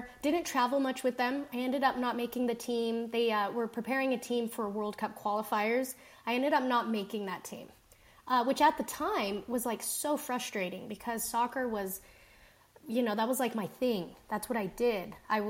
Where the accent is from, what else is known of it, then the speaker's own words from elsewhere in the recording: South Jordan, Utah, United States; I was born in South Jordan, Utah. Aside from my family members, I didn't associate with a lot of other Colombians in that community. Grew up, speaking Spanish and English in the home.